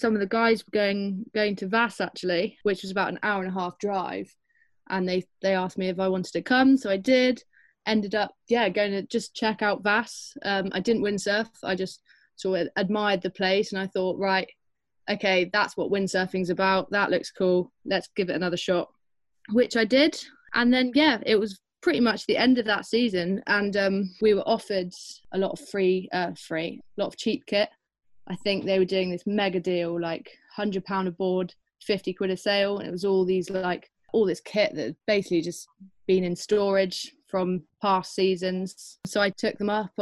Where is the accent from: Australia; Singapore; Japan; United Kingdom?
United Kingdom; Devon, South West England; moved away as an adult; growing up in Devon